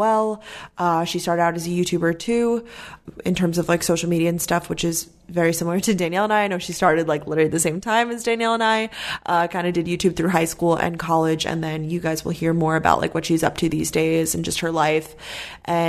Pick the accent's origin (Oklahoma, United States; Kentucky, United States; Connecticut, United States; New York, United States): New York, United States; Long Island; also born or lived in Georgia; I'm from Long Island, New York